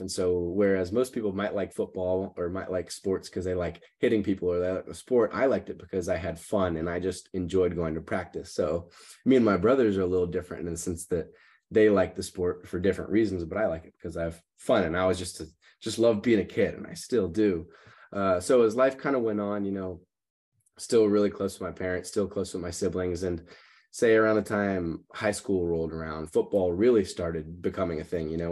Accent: Katy, Texas, United States; moved away as an adult; now in Los Angeles, United States; I grew up in Katy, Texas, which is kinda suburb outside of Houston

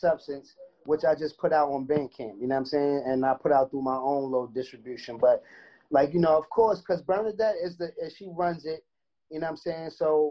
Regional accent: New York City, New York, United States; me being from Brownsville and growing up

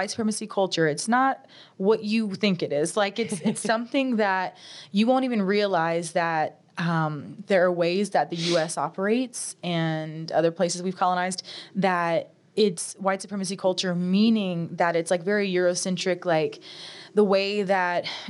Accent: Cajun, Louisiana, United States; as a Cajun girl

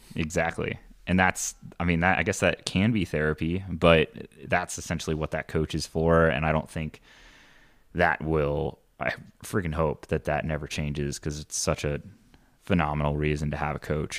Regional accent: Indiana, United States; moved away; I grew up in Indiana

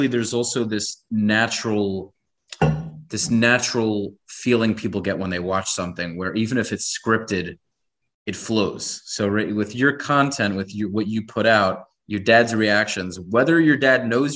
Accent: Brooklyn, New York, United States; moved away as an adult; now in Florida, United States; I grew up in Brooklyn. I live in Florida now. I moved here two and a half years ago

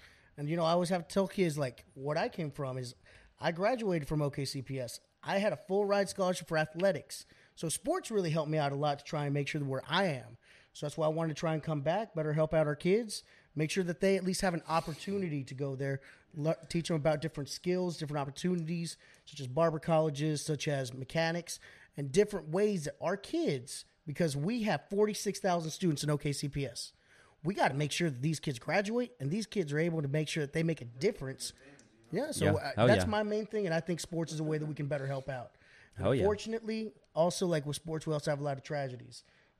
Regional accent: Oklahoma City, Oklahoma, United States; Because I grew up in Oklahoma City Public Schools.

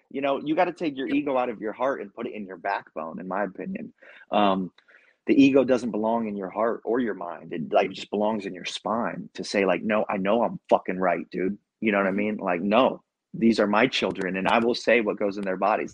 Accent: Ohio, United States; also born or lived in Central Florida; now in Florida, United States; I'm from Ohio

